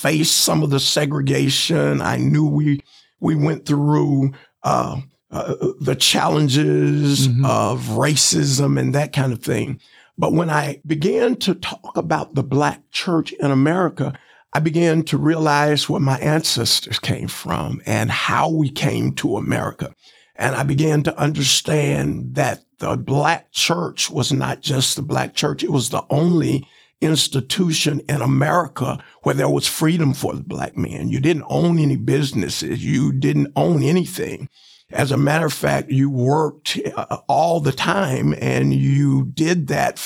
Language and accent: English; Chattanooga, Tennessee, United States; also born or lived in Fort Wayne, Indiana; growing up in the Chattanooga public school system